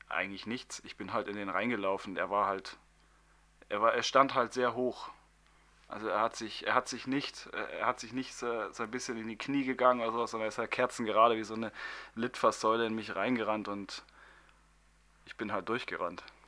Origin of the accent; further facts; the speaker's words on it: Munich, Bavaria, Germany; ich bin zwar gebürtiger Münchner